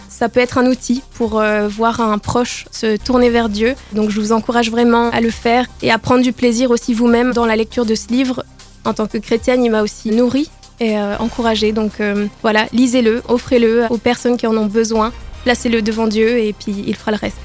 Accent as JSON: {"language": "French", "area": "Nord", "region": "Hauts-de-France", "country": "France", "moved": "yes", "lives_now": "Grenoble, France", "said": "Je suis née dans le Nord. Je suis une ch'ti"}